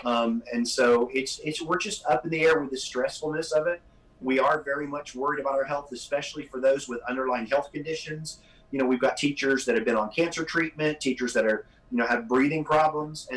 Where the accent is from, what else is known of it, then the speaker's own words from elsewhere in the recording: Florida, United States; moved away; I grew up in Florida